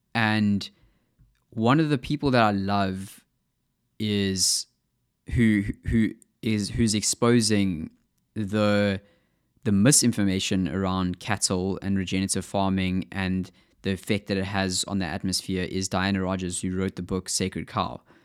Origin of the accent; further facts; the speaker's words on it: South Africa; accent: South African; my South African accent